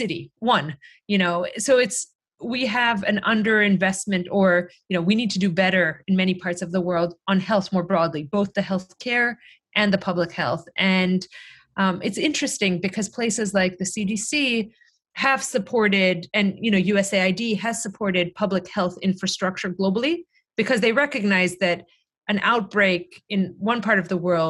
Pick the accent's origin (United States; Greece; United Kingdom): Greece; moved away; my home country where, you know, I grew up, where my parents live in Greece